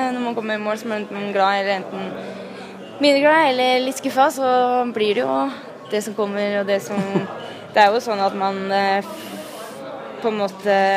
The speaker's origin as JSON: {"language": "Norwegian", "town": "Ytre Enebakk", "region": "Akershus", "country": "Norway", "said": "jeg er ei jente fra Ytre Enebakk"}